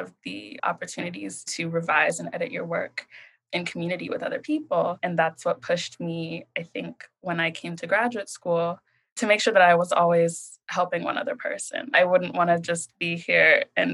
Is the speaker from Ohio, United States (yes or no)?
yes; Columbus, Ohio, United States; moved away as an adult; also born or lived in Chicago, Illinois; now in New Haven, United States; I was born in Chicago and I grew up in Columbus, Ohio